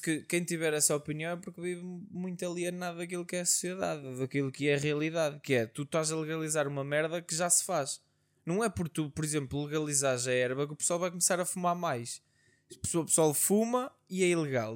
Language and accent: Portuguese; Portugal; como bons portugueses que somos